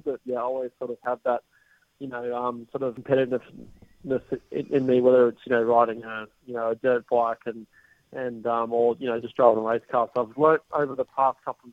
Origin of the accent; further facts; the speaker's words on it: Australia; being Australian